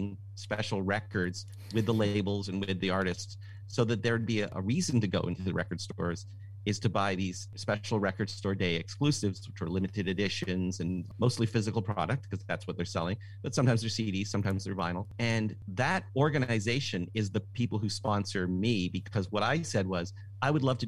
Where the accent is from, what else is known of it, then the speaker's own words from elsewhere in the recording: Toronto, Ontario, Canada; now in California, United States; I'm from Toronto